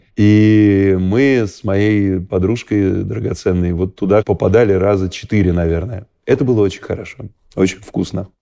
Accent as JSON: {"language": "Russian", "country": "Russia", "said": "мы гордились, что мы из России"}